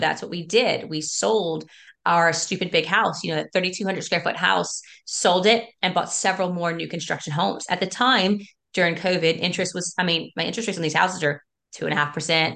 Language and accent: English; South Louisiana, United States; that I grew up in, my parents built it. And I'm from South Louisiana